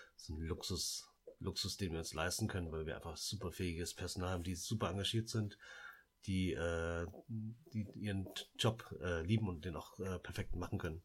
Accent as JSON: {"language": "German", "country": "Laos", "tie": "born or raised there", "moved": "yes", "said": "wir sind ja in Laos geboren"}